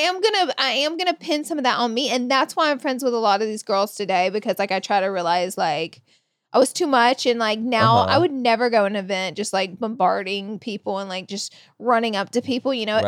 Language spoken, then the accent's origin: English; Alabama, United States; moved away as an adult; now in Los Angeles, United States; I'm fresh from Alabama